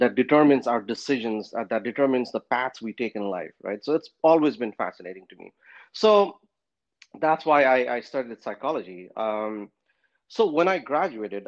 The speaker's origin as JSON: {"language": "English", "town": "Kathmandu", "region": "Bagmati", "country": "Nepal", "tie": "born or raised there", "also_born_or_lived": "Pennsylvania", "moved": "as an adult", "lives_now": "United States", "said": "I was born and raised in Kathmandu, Nepal"}